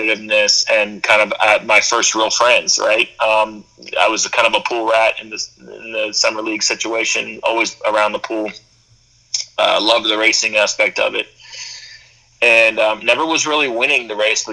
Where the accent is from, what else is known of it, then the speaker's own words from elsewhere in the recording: just outside of Philadelphia, Pennsylvania, United States; I grew up in just outside of Philadelphia